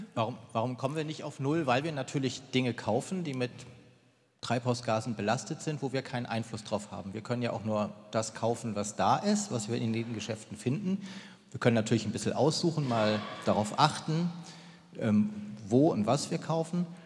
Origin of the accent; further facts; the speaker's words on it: Germany; bei uns in Deutschland